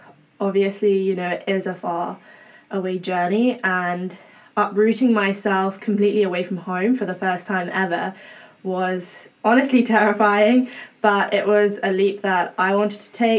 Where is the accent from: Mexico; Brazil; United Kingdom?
United Kingdom; England; now in Berkeley, United States; obviously, as you can probably tell by now, I am English. So hailing from quite a faraway place, but it's cool to be here.